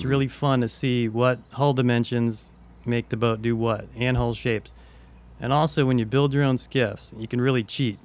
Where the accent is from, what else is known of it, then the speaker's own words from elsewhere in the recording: Deerfield Beach, Florida, United States; I grew up in Deerfield